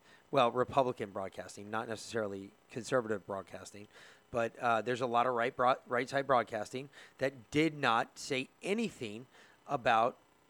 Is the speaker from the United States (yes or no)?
yes; Bronx, New York, United States; because I didn't grow up in Queens. I grew up in the Bronx.